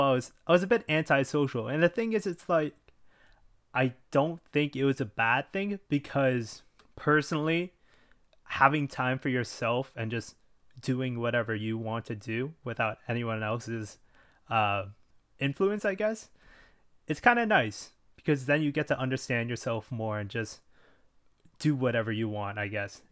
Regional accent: Richmond Hill, Ontario, Canada; I was raised in Canada, well, specifically in Richmond Hill, Ontario.

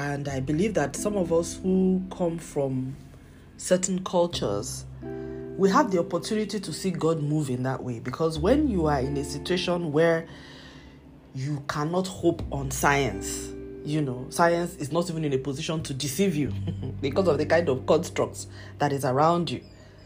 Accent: Nigeria; as a Christian and as a Nigerian. And as a Nigerian Christian.

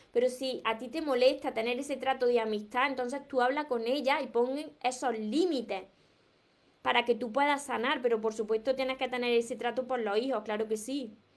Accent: Córdoba, Andalusia, Spain; pero Córdoba de España, porque yo soy de Córdoba

